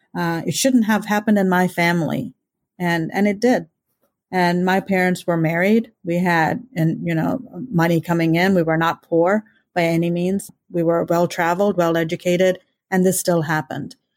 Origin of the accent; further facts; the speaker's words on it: India; now in Kansas, United States; being an Indian and an immigrant